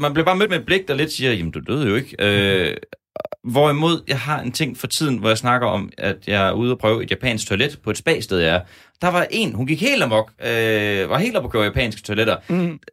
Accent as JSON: {"language": "Danish", "town": "Horsens", "region": "Central Denmark Region", "country": "Denmark", "tie": "born or raised there", "said": "i min hjemby Horsens"}